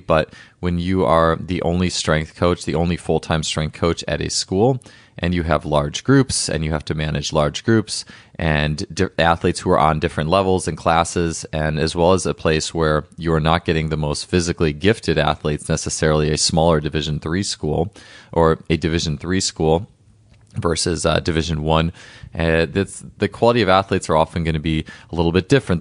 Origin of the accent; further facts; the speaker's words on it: Wisconsin, United States; my home state